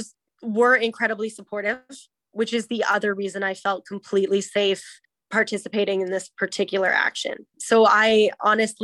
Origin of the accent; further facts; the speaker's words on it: Canada; I am incredibly Canadian